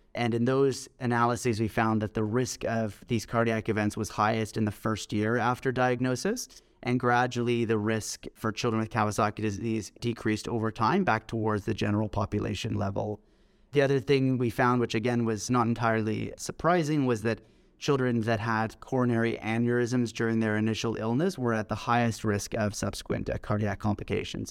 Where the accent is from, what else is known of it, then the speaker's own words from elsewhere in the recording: Toronto, Ontario, Canada; also born or lived in Scotland / Manchester, England / Hamilton, Ontario; I grew up in Toronto, in Canada